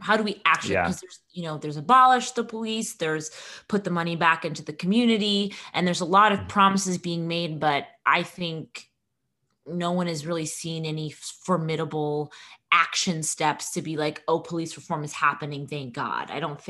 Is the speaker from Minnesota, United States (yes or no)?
yes; Minneapolis, Minnesota, United States; I mean, I don't know if it's because I'm from Minneapolis and I was like, this feels like home.